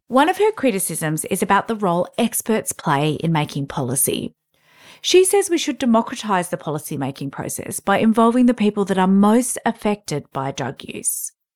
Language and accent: English; Canberra, Australian Capital Territory, Australia; my hometown of Canberra